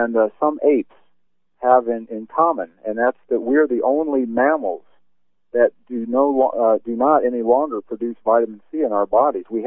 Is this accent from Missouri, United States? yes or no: yes; Kansas City, Missouri, United States; moved away; also born or lived in Independence, Missouri; where I was born